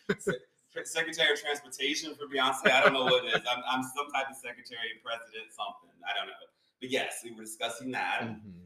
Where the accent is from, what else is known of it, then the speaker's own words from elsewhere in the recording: Tennessee, United States; So just for background, like I said, I grew up in Tennessee. So like I lived in a really small town until I was 22 years old.